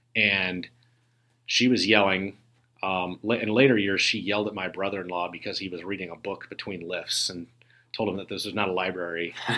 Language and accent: English; Aurora, Illinois, United States; I live in Aurora, which is where I grew up.